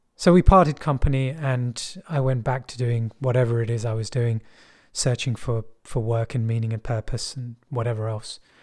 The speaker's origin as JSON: {"language": "English", "region": "London", "country": "United Kingdom", "said": "I'm from West London. And people in West London speak like this. there isn't really a heavy accent"}